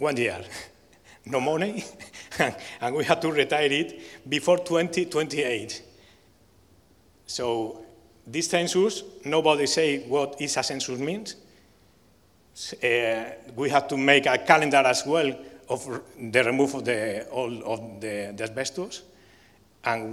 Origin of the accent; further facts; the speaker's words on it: Barcelona, Catalonia, Spain; I come from Barcelona